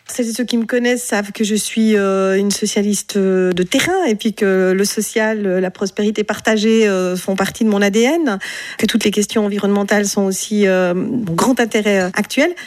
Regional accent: Romandy, Switzerland; Mon profil, effectivement, il est non seulement roman

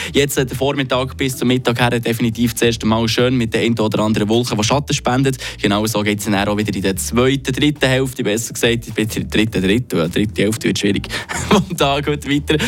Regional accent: Switzerland; bei uns in der Schweiz

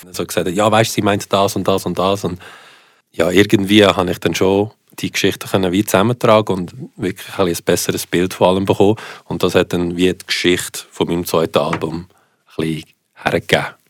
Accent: Switzerland; first language Italian; German is a second language; warum bin ich in der Schweiz aufgewachsen

